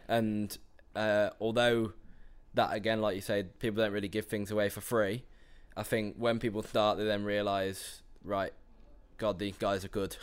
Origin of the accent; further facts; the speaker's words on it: Telford, West Midlands, United Kingdom; I'm from Telford, which is just north of uh, Birmingham.